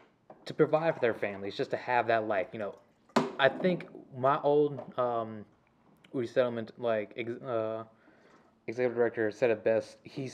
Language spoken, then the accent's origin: English; the South, United States; grew up in the South, you know, second generation, U.S. born child, born and raised, so, you know, I like to be referred to as, a redneck.